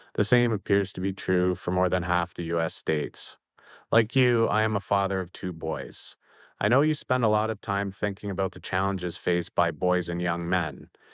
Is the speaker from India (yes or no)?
no; Oakville, Ontario, Canada; I'm from Oakville, a suburb of Toronto.